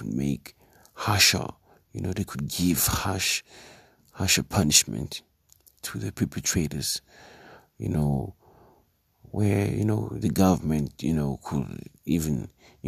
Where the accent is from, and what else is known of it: South Africa